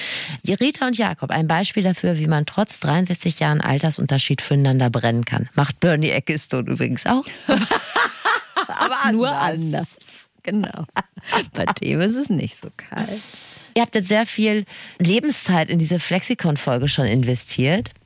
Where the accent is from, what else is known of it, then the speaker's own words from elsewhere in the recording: Rhineland, Germany; ich bin ja Rheinländerin